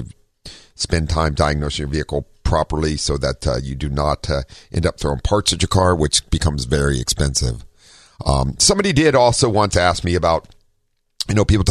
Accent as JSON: {"language": "English", "region": "Ohio", "country": "United States", "also_born_or_lived": "California", "moved": "yes", "said": "I'm from Ohio"}